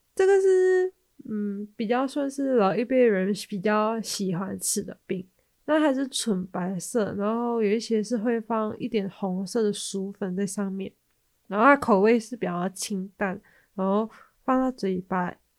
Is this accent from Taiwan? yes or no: no; Malaysia; 那我们马来西亚人的习惯是在除夕的时候要吃团圆饭